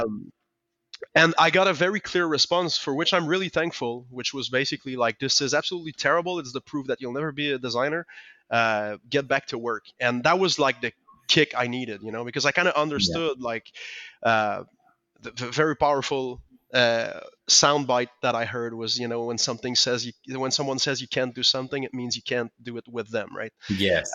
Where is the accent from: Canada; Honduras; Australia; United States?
Canada; Quebec; first language French; English is a second language; I didn't speak any English back then. We didn't get games in French in, in Quebec.